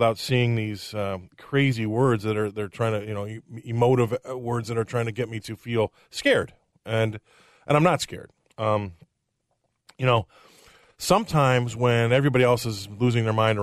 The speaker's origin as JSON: {"language": "English", "town": "Des Moines", "region": "Iowa", "country": "United States", "tie": "born or raised there", "also_born_or_lived": "England", "moved": "yes", "said": "I was born here. I'm from Des Moines, Iowa"}